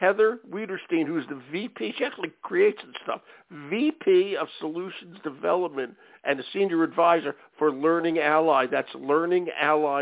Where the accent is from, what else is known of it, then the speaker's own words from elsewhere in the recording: Philadelphia, Pennsylvania, United States; I'm from Philly, or at the other end of the state